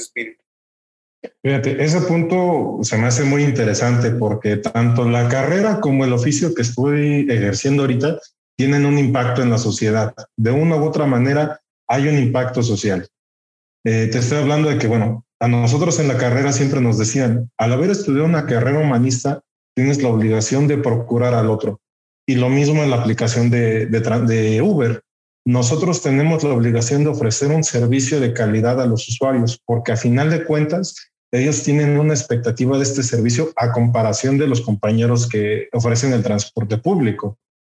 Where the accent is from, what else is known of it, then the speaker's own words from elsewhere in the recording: Texcoco, State of Mexico, Mexico; orgullosamente texcocano. De hecho, Curiosamente cuentan mis papás que la semana de nacido yo llegué aquí a Texcoco, entonces como tal, pues yo soy más de Texcoco que de la Ciudad de México